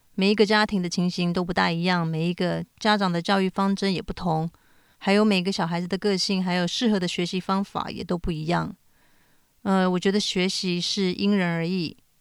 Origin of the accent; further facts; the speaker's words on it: Taiwan; also born or lived in United States; now in Tokyo, Japan; 我从小在台湾、美国长大，后来搬到日本。我现在住在日本东京